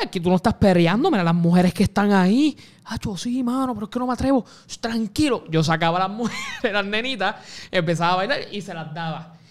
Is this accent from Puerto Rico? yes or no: yes; Puerto Rico; Puerto Rico, me siento puertorriqueño